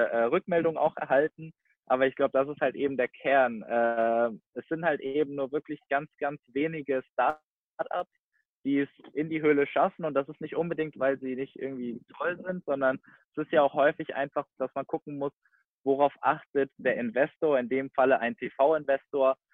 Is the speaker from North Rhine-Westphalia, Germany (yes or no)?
no; Giessen, Hesse, Germany; born there; Ich komme gebürtig aus Gießen, also ungefähr 20 Minuten bis Stunde, je nachdem, ähm, nach Frankfurt.